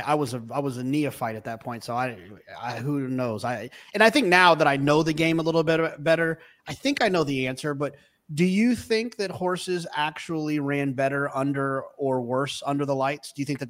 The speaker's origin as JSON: {"language": "English", "region": "Texas", "country": "United States", "tie": "born or raised there", "said": "I grew up in Texas. I fell in love with racing in Texas, and I went to Lone Star Park"}